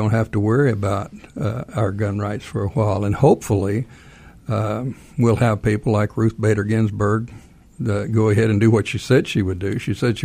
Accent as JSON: {"language": "English", "region": "Texas", "country": "United States", "moved": "yes", "lives_now": "Georgia, United States", "said": "I'm from Texas. I moved here in 78"}